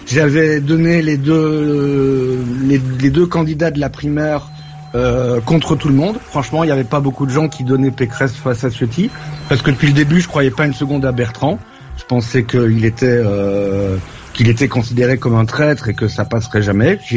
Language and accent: French; Belgium; Après, je suis belge, donc je vote pas